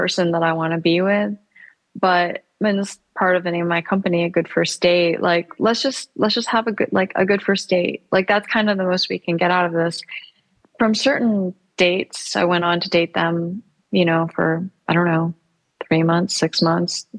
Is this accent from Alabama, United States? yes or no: no; Michigan, United States; now in New York City, United States; I grew up in Michigan